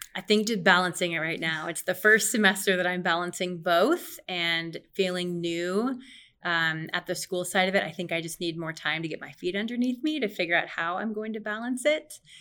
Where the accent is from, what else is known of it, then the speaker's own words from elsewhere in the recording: Omaha, Nebraska, United States; also born or lived in Lincoln; I was born and raised in Omaha